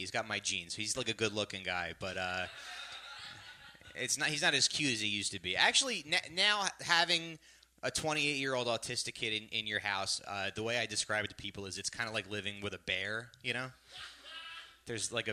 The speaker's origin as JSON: {"language": "English", "region": "New Jersey", "country": "United States", "tie": "born or raised there", "said": "I'm from Jersey originally. And, yeah, but Jersey was funny because growing up there"}